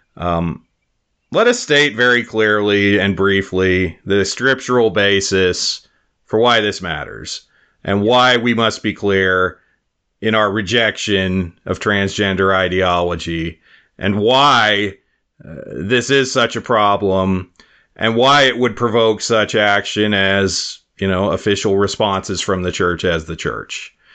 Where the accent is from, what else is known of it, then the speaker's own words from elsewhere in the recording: Wyoming, United States; now in South Dakota, United States; my home state of Wyoming